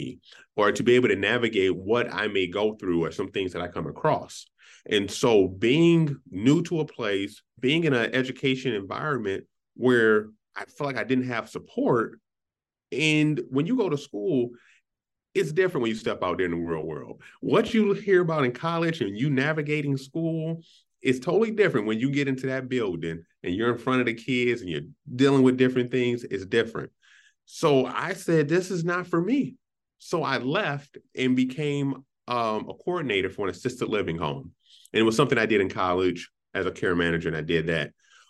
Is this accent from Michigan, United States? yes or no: yes; Inkster, Michigan, United States; now in Minnesota, United States; Man, I came from Inkster, Detroit, Michigan. I was around mostly African-Americans. I moved to Minnesota and the culture had changed.